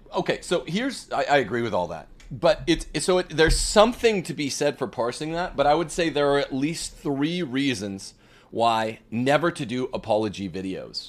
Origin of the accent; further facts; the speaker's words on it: Bakersfield, California, United States; We are from Bakersfield.